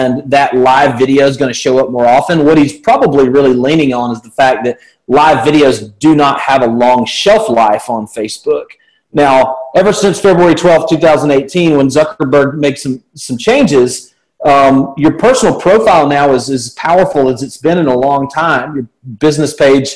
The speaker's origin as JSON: {"language": "English", "town": "Birmingham", "region": "Alabama", "country": "United States", "tie": "born or raised there", "accent": "southern", "said": "Happily married here in the south of the United States. You can tell by my accent. I'm born and raised"}